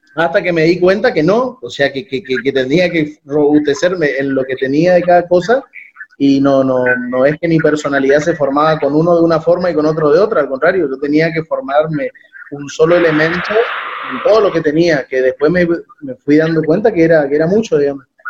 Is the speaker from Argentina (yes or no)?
yes; Corrientes, Argentina; also born or lived in Buenos Aires; soy correntino